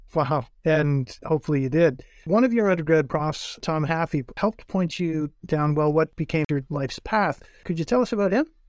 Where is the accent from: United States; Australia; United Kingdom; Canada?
Canada; North Bay, Ontario; moved away; I grew up in North Bay, which is about twice the size of Owen Sound